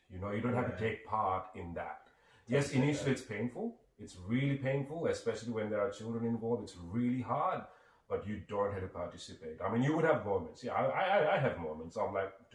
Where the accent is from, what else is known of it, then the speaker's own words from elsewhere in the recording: Sri Lanka; moved away; I grew up, I'm originally from Sri Lanka